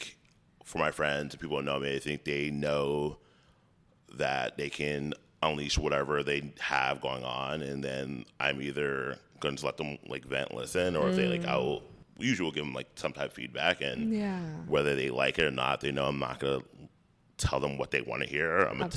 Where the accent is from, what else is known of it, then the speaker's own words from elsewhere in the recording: United States; my parents being, like, born and raised in Haiti to me being the first, like, American in the family